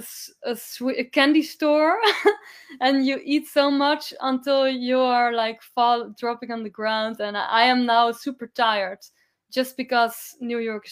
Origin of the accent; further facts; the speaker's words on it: Amsterdam, North Holland, Netherlands; I am coming from Amsterdam